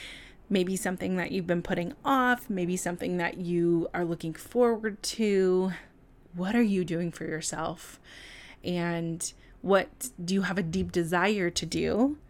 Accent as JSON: {"language": "English", "region": "California", "country": "United States", "said": "it's so wild how I can detect a New York accent in me sometimes. The other thing, what is happening? I'm from California, and that those moments are always so weird."}